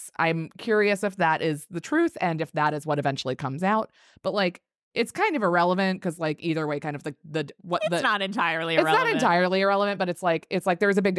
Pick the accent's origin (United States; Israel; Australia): United States; Maryland; now in New York, United States; But I was raised in Maryland where they're, you know, it's not northern, it's not southern, it's this weird